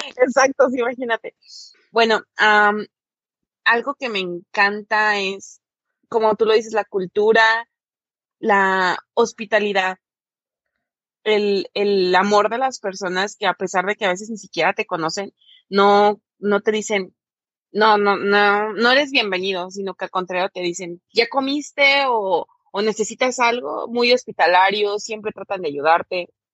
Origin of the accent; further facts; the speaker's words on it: Mexico; para nosotros como mexicanos la familia es una de las cosas más